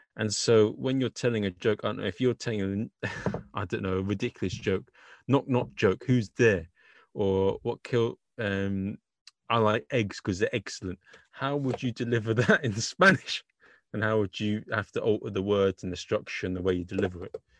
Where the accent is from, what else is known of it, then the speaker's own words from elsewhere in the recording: England, United Kingdom; accent: English; my English accent